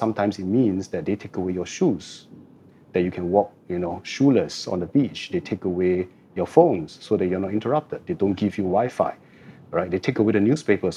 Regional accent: Singapore; I've been a Singaporean since the day I was born, and I lived here for the last 49 years

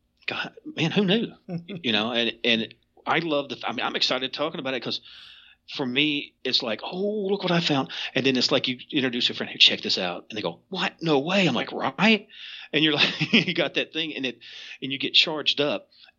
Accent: Kentucky, United States; So you may look at a book and go, well, I'm from Eastern Kentucky.

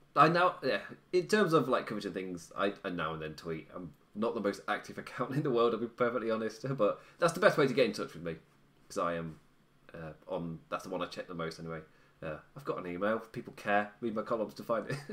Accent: England, United Kingdom; I'm English

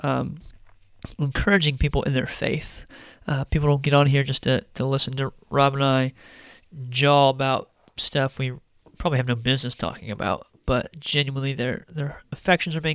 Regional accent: United States

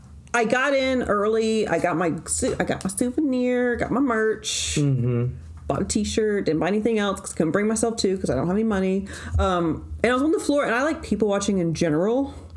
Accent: Huntsville, Alabama, United States; I tell them I'm from Huntsville

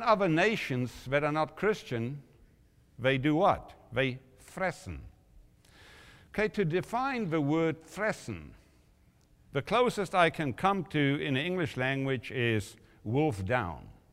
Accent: South Africa; when I grew up in South Africa

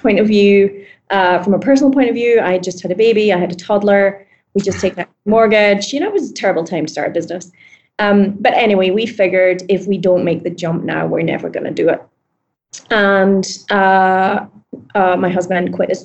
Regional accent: Scotland, United Kingdom; moved away as an adult; now in New York, United States; I'm Scottish.

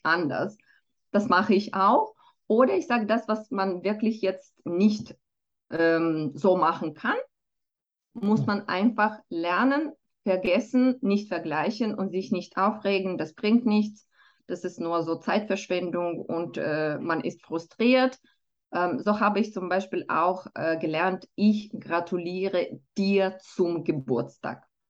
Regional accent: Moldova; first language Romanian and Russian; German is a second language; now in Switzerland; ich bin äh, selber zweisprachig aufgewachsen. Also ich komme ursprünglich aus Moldawien und schon als Kind habe ich Rumänisch und Russisch gelernt

